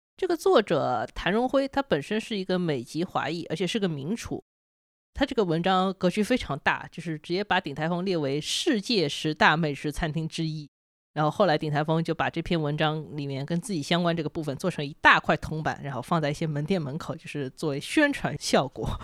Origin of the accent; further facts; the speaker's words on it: China; 我们中国人